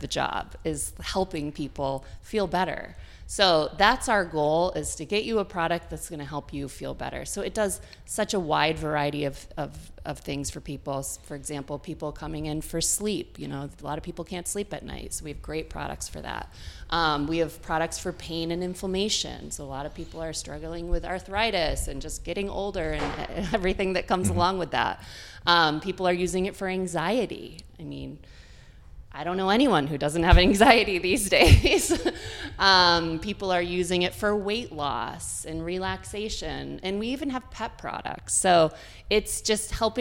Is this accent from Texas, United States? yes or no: no; Dryden, New York, United States; now in Boston area, United States; I grew up in Ithaca, New York, a tiny little town right outside of Ithaca called Dryden